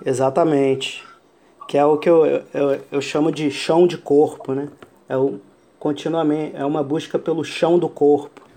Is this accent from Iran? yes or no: yes; Iran; moved away; ao Irã, ao, ao meu país natal